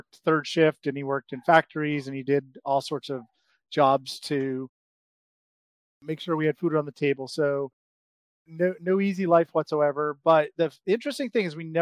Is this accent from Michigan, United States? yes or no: no; Brockton, Massachusetts, United States; I grew up outside of Boston, in a city called Brockton.